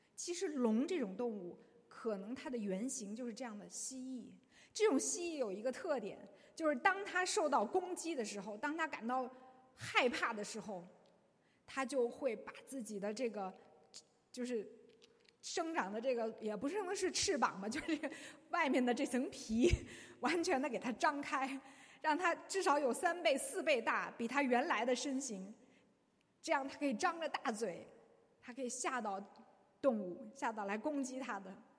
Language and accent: Chinese; China; 我们中国人对这方面非常的有深刻的洞见